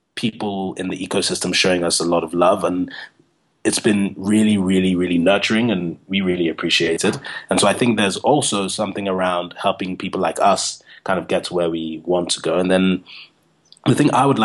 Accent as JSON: {"language": "English", "country": "Nigeria", "moved": "yes", "lives_now": "South Africa", "said": "I'm originally from Nigeria"}